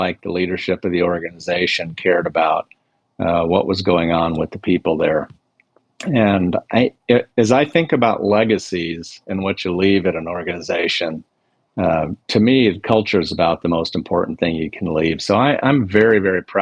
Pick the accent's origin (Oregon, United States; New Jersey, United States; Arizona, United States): Arizona, United States; Tucson; I grew up in Tucson